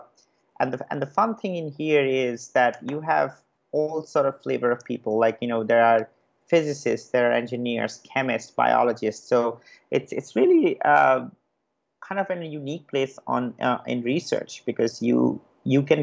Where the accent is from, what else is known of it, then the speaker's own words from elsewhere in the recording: Kolkata, West Bengal, India; moved away as an adult; also born or lived in Kharagpur; I was born and brought up in Calcutta